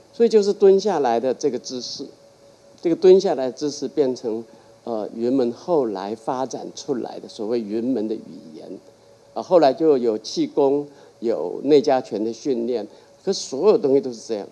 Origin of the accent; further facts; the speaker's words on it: Taiwan; moved away as an adult; also born or lived in United States; 因为那个就在我故乡的隔壁，啊，古笨港就在今天的新港，开车十分钟吧。他在北港跟跟新港中间